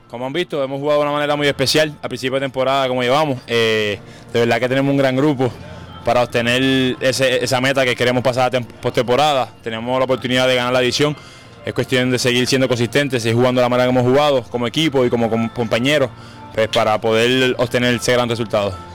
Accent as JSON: {"language": "Spanish", "country": "Puerto Rico", "said": "nosotros como boricua"}